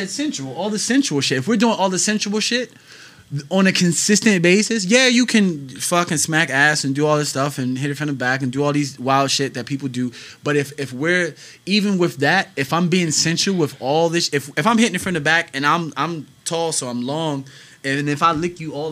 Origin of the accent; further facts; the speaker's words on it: United States; So with the I'm just American black, so it's just fried chicken.